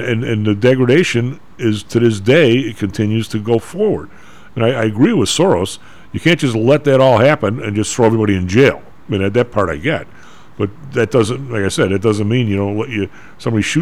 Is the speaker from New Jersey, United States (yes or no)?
no; Inglewood, California, United States; I grew up damn near in Inglewood